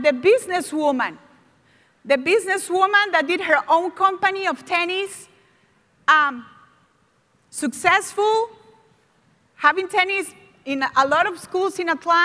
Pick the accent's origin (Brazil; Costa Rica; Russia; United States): Costa Rica; English is a second language; moved away; I was from Costa Rica and I was the youngest of 7 kids.